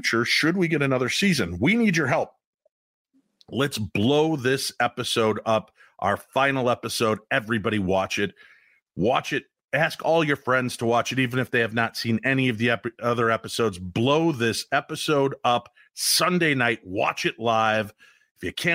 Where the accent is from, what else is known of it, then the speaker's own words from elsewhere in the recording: Minnesota, United States; I'm from Minnesota and now part Butean